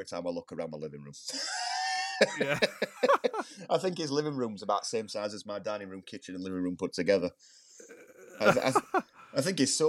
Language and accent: English; Sheffield, Yorkshire and the Humber, United Kingdom; we're from Sheffield.